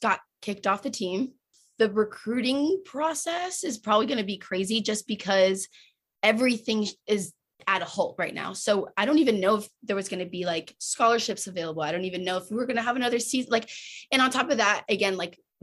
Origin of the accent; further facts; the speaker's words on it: Connecticut, United States; moved away as an adult; now in Nebraska, United States; my mom lives in Connecticut or I'm from Connecticut